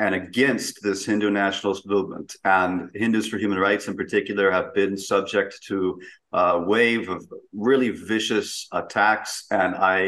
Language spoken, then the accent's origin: English; United States; speaking as an American